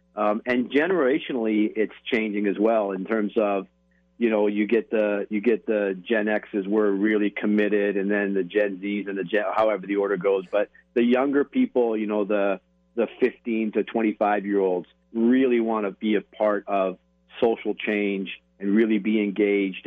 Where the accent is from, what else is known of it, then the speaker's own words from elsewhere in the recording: Canada; moved away as an adult; now in United States; I am Canadian, but we, I've been in America for thirty years